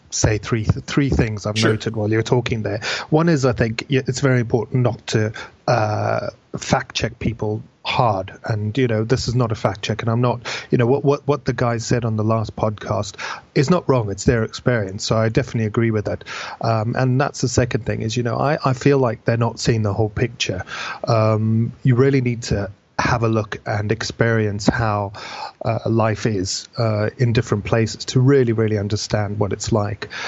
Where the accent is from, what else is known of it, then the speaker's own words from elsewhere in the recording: Zimbabwe; born there; I was born in Zimbabwe uh, to British father and an Italian mother who'd basically immigrated out there. I was born in the late seventies